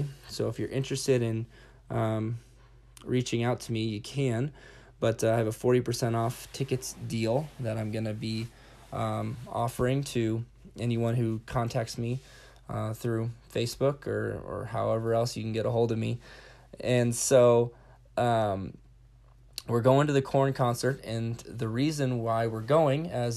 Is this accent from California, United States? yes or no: yes; California, United States; also born or lived in Wyoming / Pine Ridge, South Dakota; now in Sioux Falls, United States; I grew up skateboarding in California